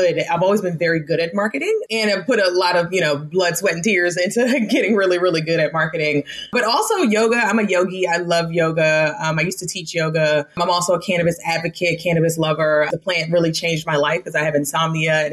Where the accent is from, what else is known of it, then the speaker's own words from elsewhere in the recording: Baltimore, Maryland, United States; moved away as an adult; also born or lived in Las Vegas, Nevada; I am born and raised in Baltimore, Maryland